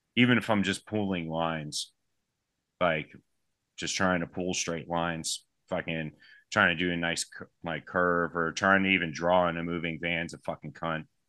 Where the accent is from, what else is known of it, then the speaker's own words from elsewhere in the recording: United States; I'm from the United States.